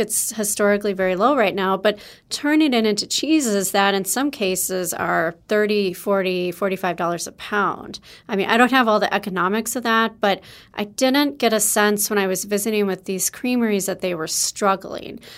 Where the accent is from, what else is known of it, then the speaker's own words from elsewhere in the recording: Wisconsin, United States; I'm from Wisconsin